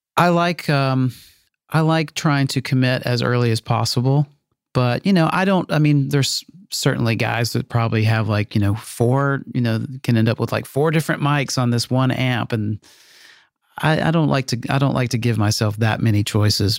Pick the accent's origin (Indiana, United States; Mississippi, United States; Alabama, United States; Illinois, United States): Mississippi, United States; Meridian; my hometown in Meridian.